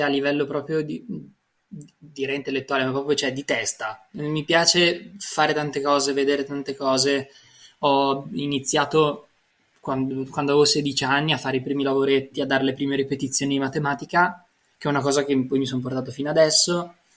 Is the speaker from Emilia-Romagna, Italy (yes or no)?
yes; Parma, Emilia-Romagna, Italy; Io sono nato a Montecchio, vicino a Reggio Emilia, ma sono cresciuto a Parma